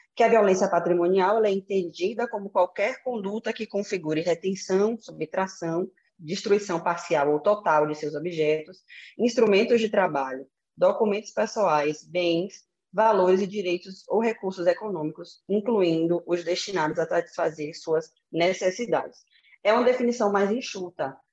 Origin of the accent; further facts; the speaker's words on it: Salvador, Bahia, Brazil; moved away; na minha cidade natal, né, que é Salvador